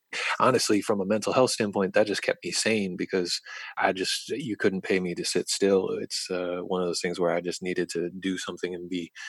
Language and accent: English; Charlottesville, Virginia, United States; born or raised there